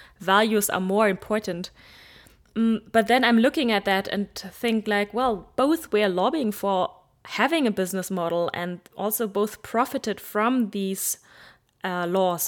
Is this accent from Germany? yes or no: yes; Germany; I am from Germany